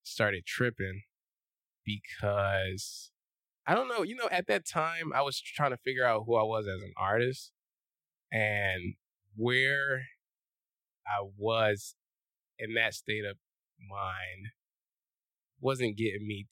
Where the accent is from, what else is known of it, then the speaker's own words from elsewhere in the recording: Philadelphia, Pennsylvania, United States; moved away as an adult; also born or lived in California; I am from West Philadelphia. Born and raised.